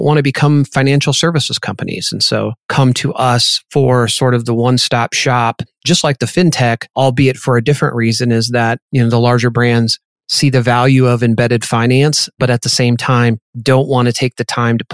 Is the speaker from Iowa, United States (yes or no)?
yes; Iowa, United States; moved away as an adult; now in South Dakota, United States; I grew up in Iowa, went to college in Iowa, spent really most of my career in the Midwest, the last 20 or so here in beautiful South Dakota